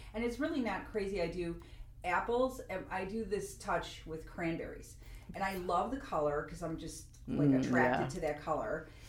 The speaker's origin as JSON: {"language": "English", "country": "United States", "said": "I just like flour because I'm American."}